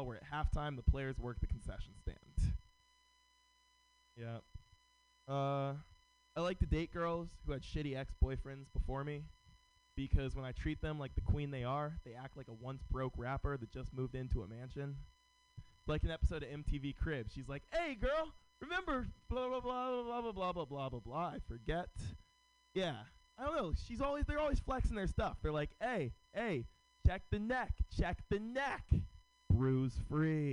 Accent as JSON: {"language": "English", "town": "San Francisco", "region": "California", "country": "United States", "tie": "born or raised there", "said": "Born and raised in San Francisco"}